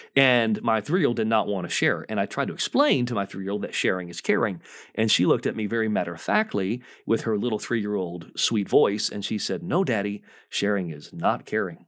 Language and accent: English; Michigan, United States; moved away as an adult; the first forty years of my life, I grew up in Michigan